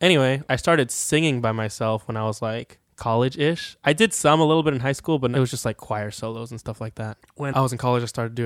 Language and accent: English; Chattanooga, Tennessee, United States; also born or lived in New Jersey; My parents moved here when I was in sixth grade.